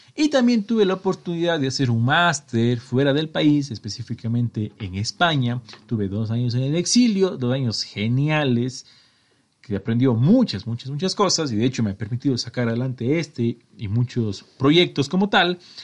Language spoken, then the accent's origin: Spanish; Cuenca, Azuay, Ecuador; soy de Ecuador, estoy en la mitad del mundo, de una ciudad hermosísima, patrimonio cultural de la humanidad, y bla bla, llamada Cuenca, que está al sur de mi país